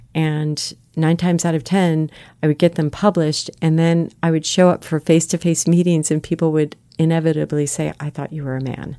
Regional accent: South Florida, United States; moved away; grew up in South Florida

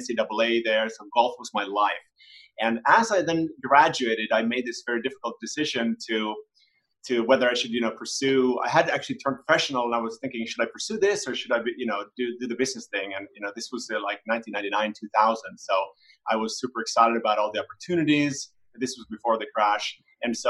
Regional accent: Helsinki, Uusimaa, Finland; I'm also from Helsinki, Finland

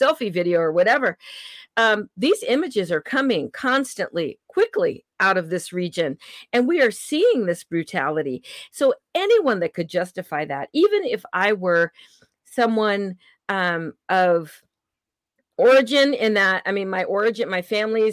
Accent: California, United States; moved away; I hail from California, even though I don't live there anymore

